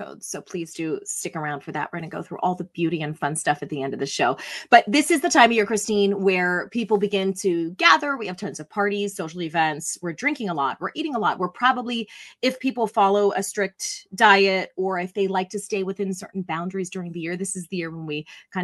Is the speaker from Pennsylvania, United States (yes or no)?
yes; Pittsburgh, Pennsylvania, United States; moved away; We grew up in Pittsburgh